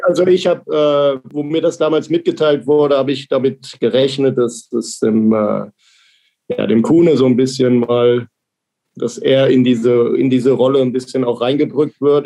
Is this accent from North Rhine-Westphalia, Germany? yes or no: yes; Krefeld, North Rhine-Westphalia, Germany; moved away as an adult; now in Ingolstadt, Germany; meine Heimat ist Krefeld